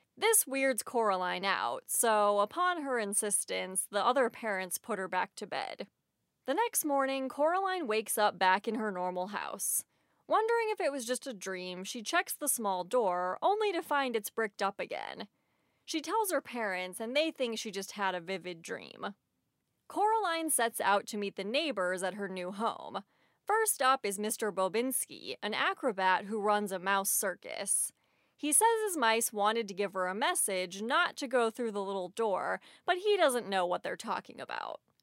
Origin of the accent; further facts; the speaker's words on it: St. Louis, Missouri, United States; moved away as an adult; also born or lived in Los Angeles; I moved away from my hometown of Saint Louis, where all my friends and family are, to Los Angeles